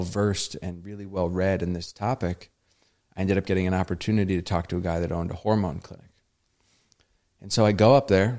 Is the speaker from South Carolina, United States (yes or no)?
no; Vermont, United States; I grew up in Vermont, a very, you know, predominantly white, non-diverse area